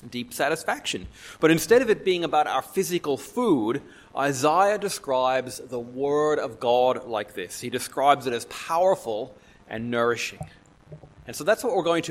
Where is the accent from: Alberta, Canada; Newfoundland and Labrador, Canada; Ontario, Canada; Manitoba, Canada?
Newfoundland and Labrador, Canada; moved away; I'm from Newfoundland in Canada